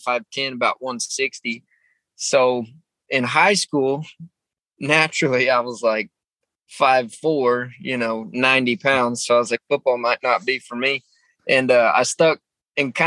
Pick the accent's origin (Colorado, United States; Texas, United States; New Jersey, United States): Texas, United States; San Antonio; I was born in San Antonio, Texas, not very far from where I live right now